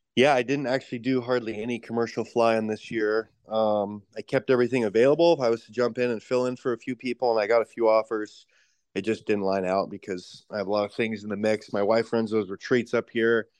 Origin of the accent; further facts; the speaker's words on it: Post Falls, Idaho, United States; moved away as an adult; now in King Salmon, United States; It was North Idaho, so Post Falls up in the Panhandle of Idaho